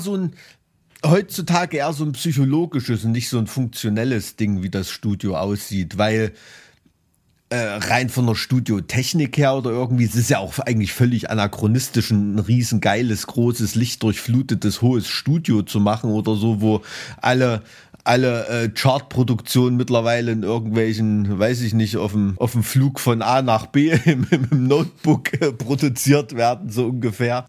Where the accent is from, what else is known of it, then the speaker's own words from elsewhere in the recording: Thuringia, Germany; als Thüringer dem Skilanglauf verpflichtet bin